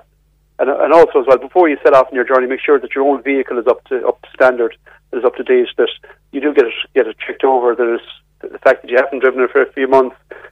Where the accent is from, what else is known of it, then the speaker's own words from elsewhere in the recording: Ireland; also born or lived in Mayo; as Irish people